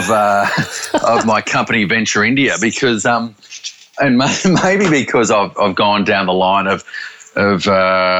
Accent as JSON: {"language": "English", "region": "Queensland", "country": "Australia", "said": "I made my test debut at the Gabba, which is my home ground, being a Queenslander"}